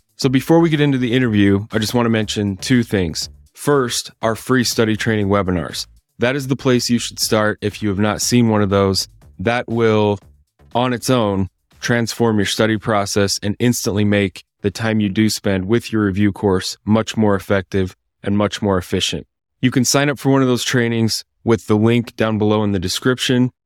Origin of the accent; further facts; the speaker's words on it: Idaho, United States; now in Salt Lake City, United States; I'm from Idaho originally